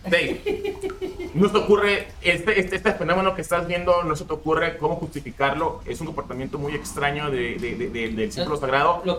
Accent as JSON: {"language": "Spanish", "country": "Mexico", "tie": "born or raised there", "said": "yo nací en México"}